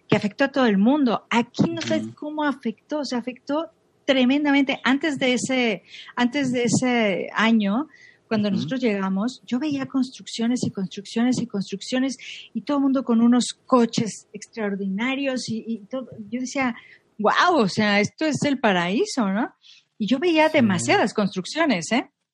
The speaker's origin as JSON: {"language": "Spanish", "town": "Monterrey", "region": "Nuevo León", "country": "Mexico", "tie": "born or raised there", "also_born_or_lived": "Mexico City / Zurich", "moved": "as an adult", "lives_now": "Madrid, Spain"}